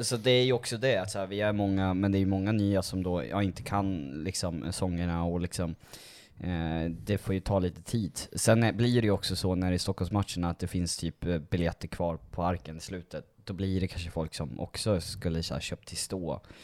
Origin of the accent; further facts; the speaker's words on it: Uppsala, Uppsala County, Sweden; jag är inte från Dalarna, jag är från Uppsala från början.